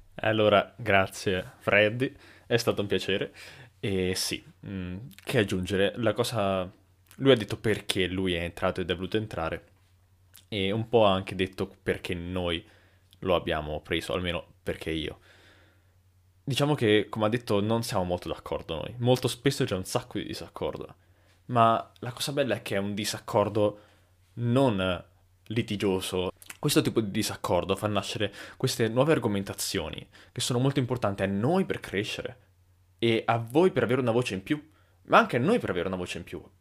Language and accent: Italian; Lucca, Tuscany, Italy; noi siamo di Lucca